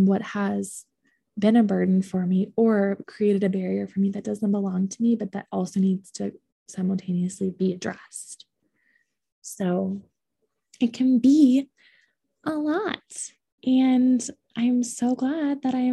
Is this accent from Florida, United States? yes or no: no; Ohio, United States; now in Boulder, United States; I grew up in Ohio